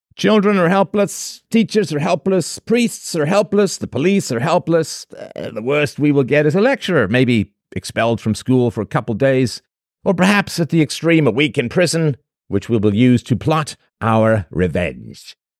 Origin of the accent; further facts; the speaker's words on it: England, United Kingdom; When I was a little boy growing up in England